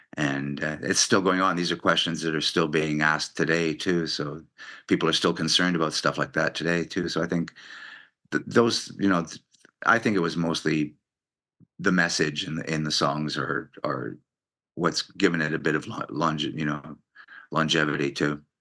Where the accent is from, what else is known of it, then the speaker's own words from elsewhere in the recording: Montreal, Quebec, Canada; growing up in Montreal, I grew up in French